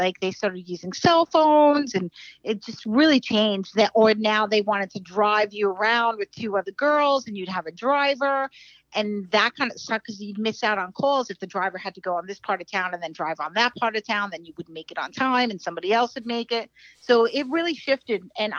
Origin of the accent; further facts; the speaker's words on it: New York, United States; moved away as an adult; now in Florida, United States; No, because I just moved to Florida, so I'm a New Yorker.